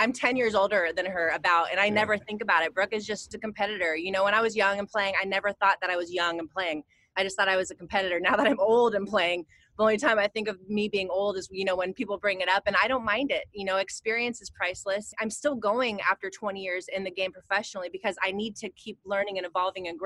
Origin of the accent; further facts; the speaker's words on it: near Santa Cruz, California, United States; I grew up near Santa Cruz, California